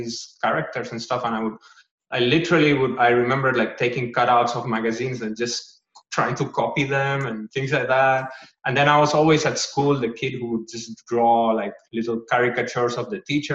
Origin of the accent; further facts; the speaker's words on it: Gran Canaria, Canary Islands, Spain; moved away; And I'm from Spain in a place called Gran Canaria